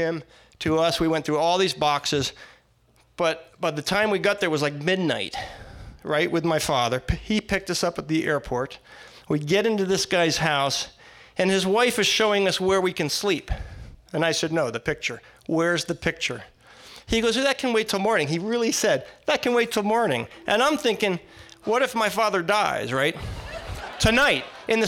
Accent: Connecticut, United States; all the time I was growing up in Connecticut

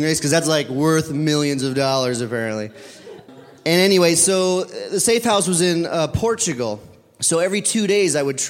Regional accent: United States; I'm from America.

